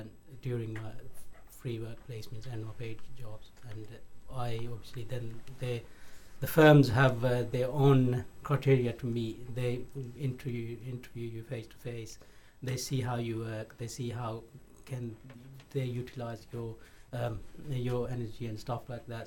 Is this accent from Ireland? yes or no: no; Pakistan; now in United Kingdom; I'm originally from Pakistan